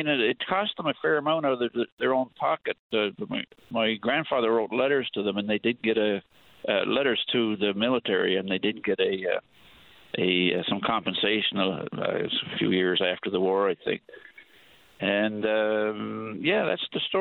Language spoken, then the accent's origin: English; North West River, Newfoundland and Labrador, Canada; moved away; I'm originally from Northwest River